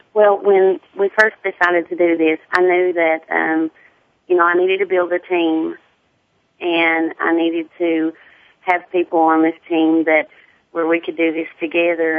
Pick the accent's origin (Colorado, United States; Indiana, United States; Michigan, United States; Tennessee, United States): Tennessee, United States; accent: deep southern